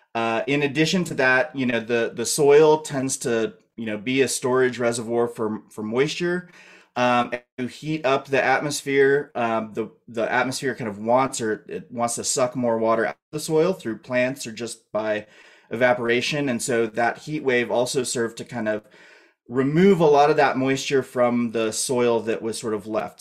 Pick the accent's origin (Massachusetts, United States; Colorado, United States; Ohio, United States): Colorado, United States; moved away; also born or lived in Idaho; I'm from Colorado originally